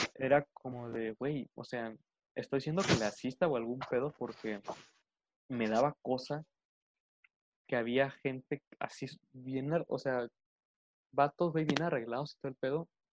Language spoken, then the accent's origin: Spanish; Arriaga, Chiapas, Mexico; mi ciudad o que pasa en mi ciudad y me da muchísima pena decir, verga, yo soy de ahí